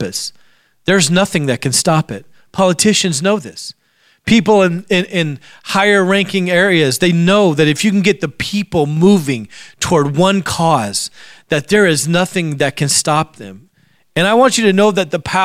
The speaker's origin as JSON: {"language": "English", "region": "Alaska", "country": "United States", "tie": "born or raised there", "said": "I grew up in Alaska"}